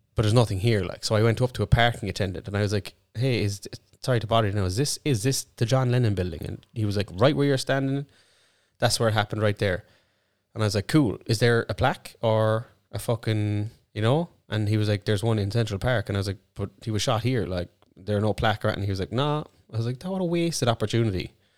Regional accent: Ireland; I'm actually Irish too

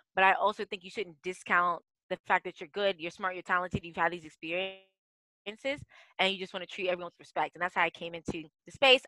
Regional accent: D.C., District of Columbia, United States; moved away as an adult; also born or lived in Africa; I'm the best daughter of Ghanaian immigrants who moved to the United States. So I grew up outside of Washington, D.C. Yeah born and raised

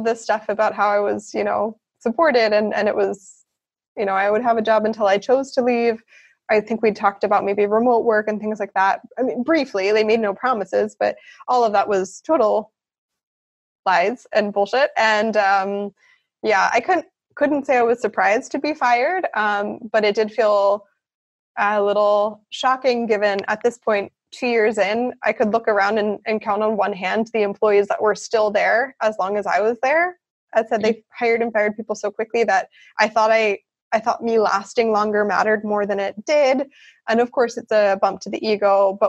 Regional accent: the North, United States; In America, there's a large divide between the North and the South. I grew up in the North, and I wasn't really aware of how deep that divide was.

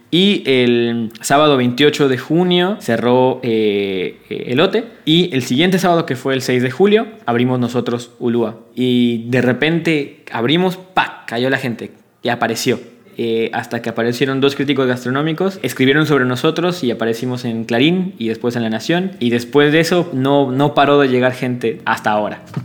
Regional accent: Mexico; now in Buenos Aires, Argentina; como mexicanos comemos

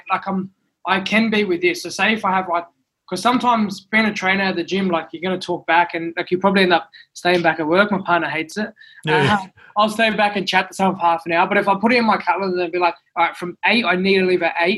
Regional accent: Sydney, New South Wales, Australia; also born or lived in Goulburn; I was actually born in Goulburn. So I was born in Goulburn Hospital. And then I moved to Western Sydney. So I'll name it Bonnerig

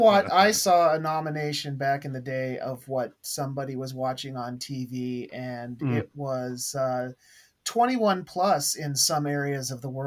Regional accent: Pacific Northwest, United States; I am from the Pacific Northwest in the United States.

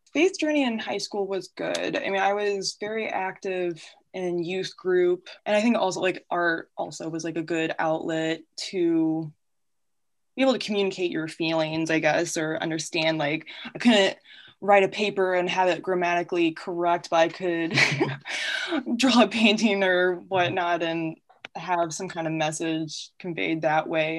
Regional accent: Peoria, Illinois, United States; also born or lived in Quad Cities; born and raised in Peoria, Illinois

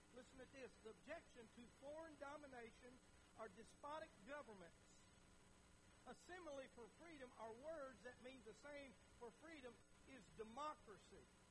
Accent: United States; as an American

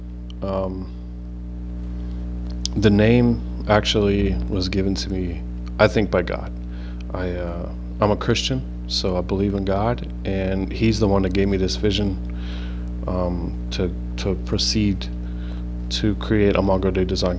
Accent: Pittsburgh, Pennsylvania, United States; moved away as an adult; now in New Jersey, United States; born and raised in Pittsburgh, PA

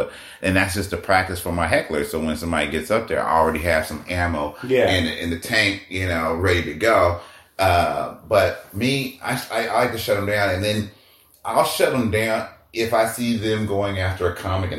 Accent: Oakland, California, United States; also born or lived in Africa; Being, you know, I was born in Africa, but we moved to Oakland and then moved out here. But all my years, all my summers, all my holidays, everything was spent in Oakland.

